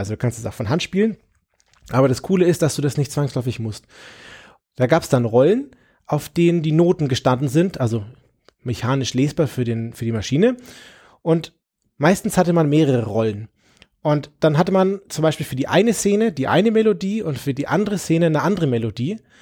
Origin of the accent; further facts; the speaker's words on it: Nuremberg, Bavaria, Germany; ich komme aus Nürnberg